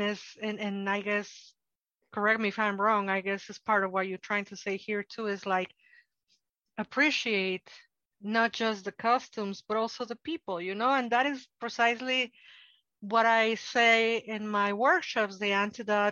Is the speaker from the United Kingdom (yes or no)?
no; Mexico City, Mexico; English is a second language; now in United States; I'm a Mexican from Mexico and a so-called immigrant in the United States, which there is no more paradoxical enunciate than being an immigrant in the United States when I was born in Mexico City